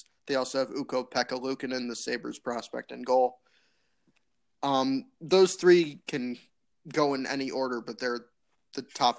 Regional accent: United States; as an American, I don't like when Canada wins.

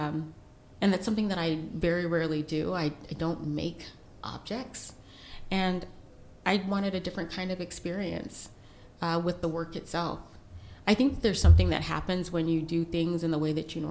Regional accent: United States; we're from the United States

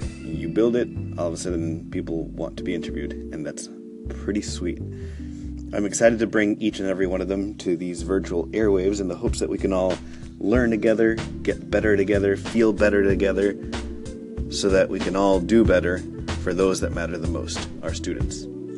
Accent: New York City, New York, United States; first language Spanish; English is a second language; I grew up here in the United States speaking English, which is true, but I probably meant to also add that I spoke Spanish. In fact, Spanish was my first language, and then I learned English from preschool and kindergarten.

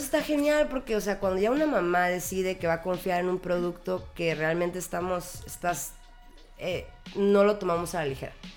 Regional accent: Tijuana, Baja California, Mexico; yo crecí literalmente en la REU.

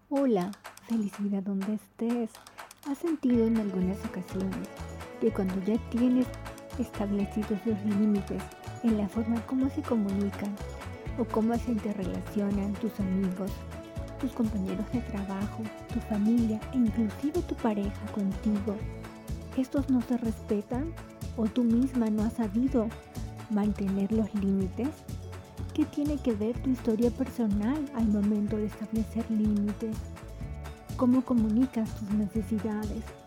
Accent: Peru; moved away; yo soy de Perú

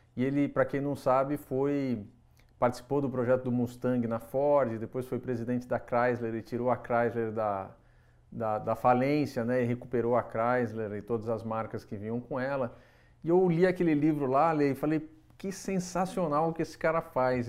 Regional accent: São José dos Campos, São Paulo, Brazil; Eu nasci, nasci em São José dos Campos

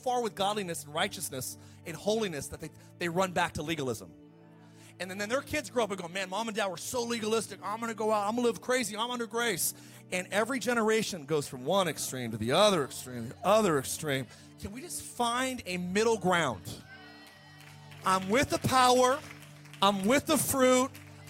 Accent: Idaho, United States; that's a church we were raised in Idaho.

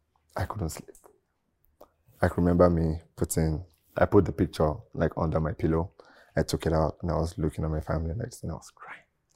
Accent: Oyo, Nigeria; I grew up in Oyo State, like in Nigeria, right?

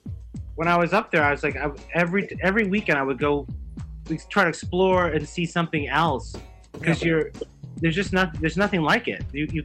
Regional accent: Illinois, United States; I grew up in Illinois. I grew up in a small town in Illinois where, you know, people didn't even know what I was.

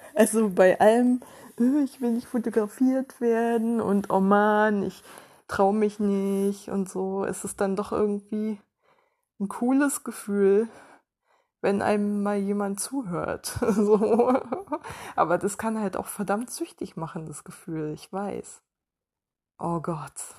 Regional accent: Ueckermünde, Mecklenburg-Vorpommern, Germany; in meiner Heimatstadt

